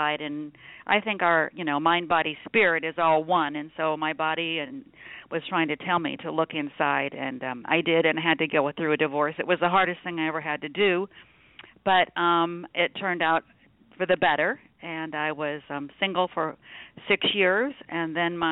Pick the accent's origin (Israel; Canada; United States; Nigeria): United States; Nebraska; now in Phoenix, United States; I was raised in Nebraska